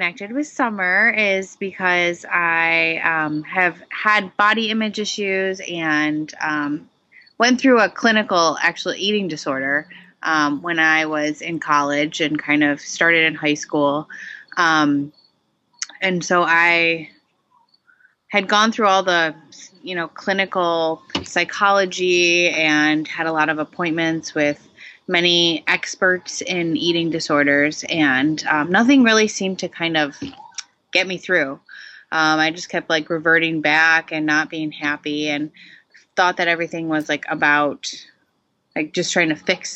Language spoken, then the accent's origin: English; Michigan, United States; moved away as an adult; now in New Hampshire, United States; I grew up in Michigan originally, in a kind of small town. And now I live in New Hampshire